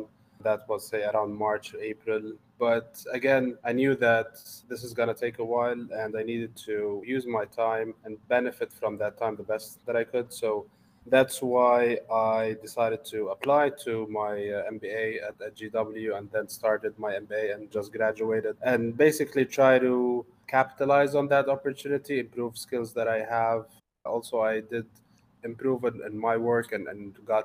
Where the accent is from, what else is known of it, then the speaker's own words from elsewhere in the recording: Lebanon; moved away as an adult; also born or lived in Dubai, United Arab Emirates / Arlington, Virginia, United States; now in United States; I was born and raised in Lebanon and in the Middle East